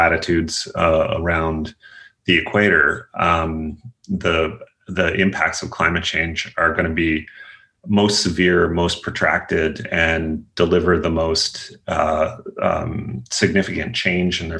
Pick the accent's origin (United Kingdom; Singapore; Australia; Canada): Canada; eastern Nova Scotia; I'm a Canadian, grew up in a coal mining town in eastern Nova Scotia